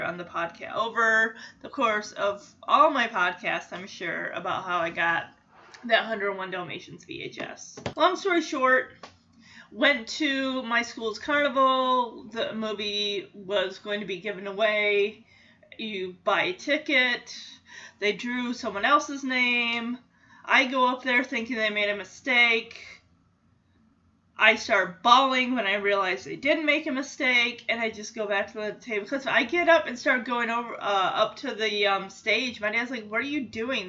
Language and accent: English; West Michigan, United States; growing up in West Michigan